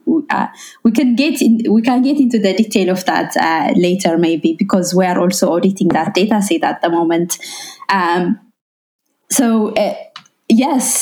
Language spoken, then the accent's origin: English; Ethiopia; first language Amharic; English is a second language; moved away; I'm originally from Ethiopia.